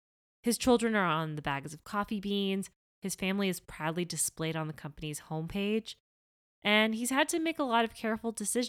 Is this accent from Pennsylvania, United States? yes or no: no; Miami, Florida, United States; a shared childhood spent in Florida. He grew up in Jacksonville and I grew up in Miami.